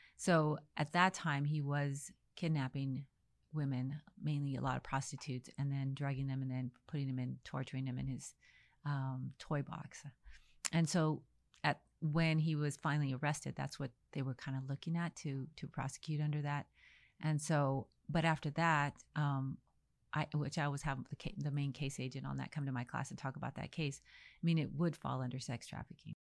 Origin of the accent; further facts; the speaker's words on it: El Paso, Texas, United States; also born or lived in Dallas, Texas; I was born in El Paso, Texas